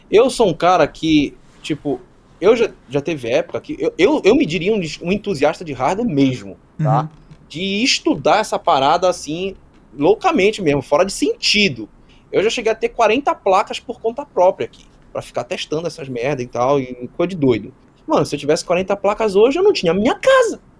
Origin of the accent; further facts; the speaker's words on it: Belém, Pará, Brazil; até me perguntaram aqui se eu sou do Pará, eu sou, sou do Pará, sou de Belém mesmo.